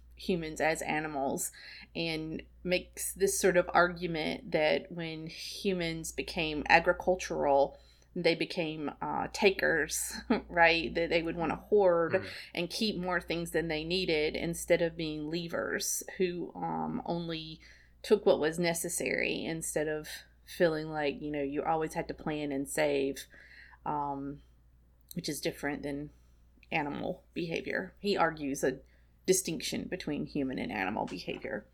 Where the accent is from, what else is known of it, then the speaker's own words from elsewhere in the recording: South Carolina, United States; That's how I grew up. I'm from South Carolina, and uh, it's just what we say there.